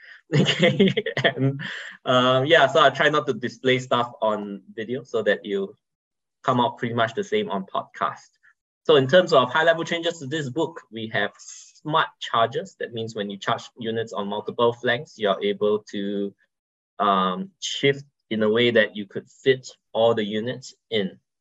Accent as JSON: {"language": "English", "country": "Singapore", "said": "I'm from Singapore, right? We have a strong but small community"}